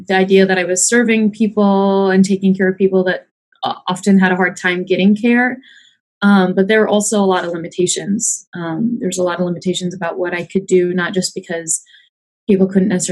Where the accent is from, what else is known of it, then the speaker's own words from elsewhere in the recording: Michigan, United States; moved away as an adult; now in Urbandale, United States; I am from Michigan. I studied out there